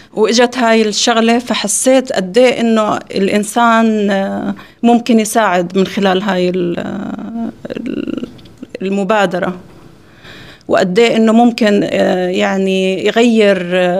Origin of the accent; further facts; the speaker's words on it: Jordan; أنا طبعا من الأردن